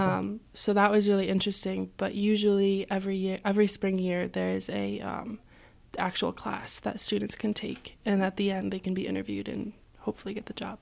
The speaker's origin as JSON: {"language": "English", "town": "Colchester", "region": "Connecticut", "country": "United States", "moved": "as an adult", "lives_now": "Keene, United States", "said": "I am from a small town called Colchester in Connecticut"}